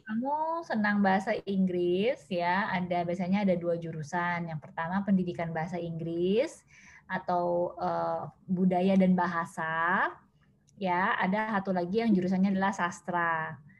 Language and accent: Indonesian; Medan, North Sumatra, Indonesia; now in Jakarta, Indonesia; asal saya dari Medan, tapi kalau sekarang itu ngekos di Jakarta